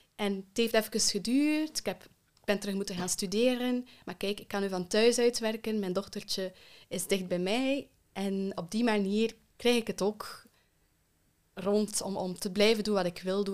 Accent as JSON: {"language": "Dutch", "country": "Belgium", "tie": "born or raised there", "also_born_or_lived": "Kenya", "said": "En dan zijn we met z'n allen naar België verhuisd."}